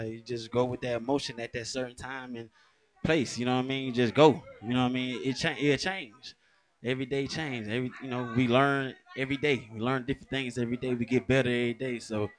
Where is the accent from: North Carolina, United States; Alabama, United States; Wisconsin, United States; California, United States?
Alabama, United States; moved away; also born or lived in Cleveland, Ohio / Atlanta, Georgia; But all I know is like Alabama and Atlanta. You know what I'm saying? It all started in Alabama.